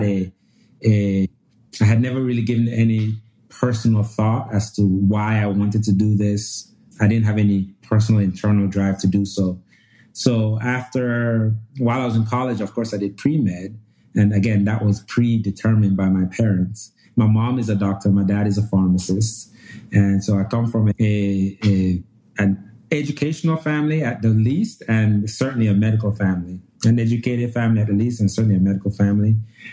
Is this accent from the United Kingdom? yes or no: no; Jamaica; moved away as an adult; also born or lived in Nigeria; now in Louisiana, United States; I was born and raised in Nigeria. We moved to Jamaica when I was young, about 9 years old. And I did the vast majority of my pre-college education there